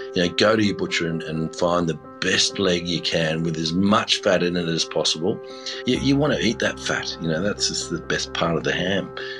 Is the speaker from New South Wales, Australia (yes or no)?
yes; Seven Hills, New South Wales, Australia; also born or lived in Tamworth / Badgerys Creek; I was born in Tamworth, and then we had a dairy farm at Badgerys Creek. And then we weren't living on the farms, and I was going to school in Seven Hills, which is near Blacktown.